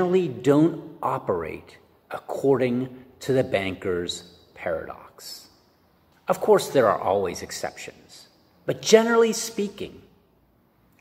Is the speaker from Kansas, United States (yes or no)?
no; Pittsburgh, Pennsylvania, United States; I'm from Pittsburgh.